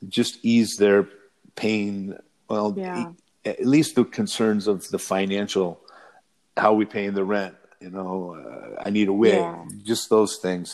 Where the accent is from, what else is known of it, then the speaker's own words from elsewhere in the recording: Michigan, United States; I'm from Michigan.